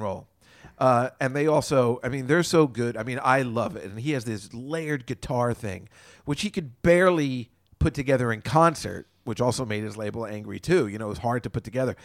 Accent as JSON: {"language": "English", "region": "New Jersey", "country": "United States", "tie": "born or raised there", "said": "if you're a young boy growing up in Jersey"}